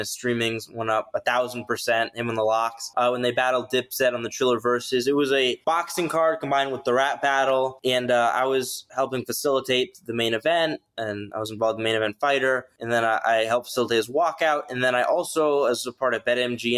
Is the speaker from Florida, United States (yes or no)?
yes; Boca Raton, Florida, United States; I grew up in South Florida, Boca Raton, Delray Beach area